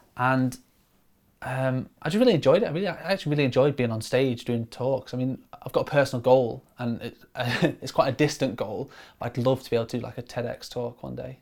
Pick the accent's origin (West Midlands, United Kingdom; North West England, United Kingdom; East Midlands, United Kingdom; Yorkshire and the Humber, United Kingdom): Yorkshire and the Humber, United Kingdom; Grimsby; moved away as an adult; also born or lived in Stoke-on-Trent; now in Manchester, United Kingdom; I grew up in Grimsby on the East Coast